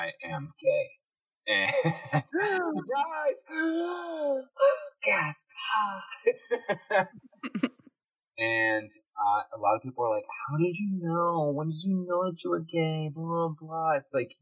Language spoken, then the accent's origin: English; Chicago, Illinois, United States; I grew up in Midwest Chicago, suburban Chicagoland